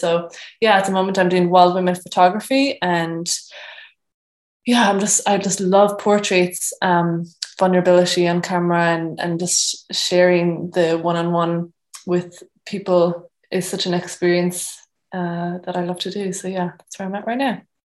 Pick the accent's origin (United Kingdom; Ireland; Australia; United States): Ireland; Cork, Munster; moved away as an adult; also born or lived in New Zealand; I am from Cork originally, and I've been away for the past four and a half years traveling and living abroad, um, most recently in New Zealand